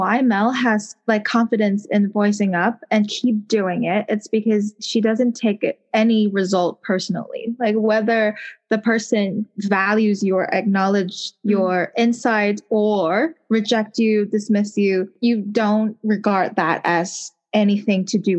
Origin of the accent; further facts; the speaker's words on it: Hong Kong; accent: Hong Kong; English is a second language; I strive to learn, you know, like how to get rid of that Hong Kong accent when I'm speaking English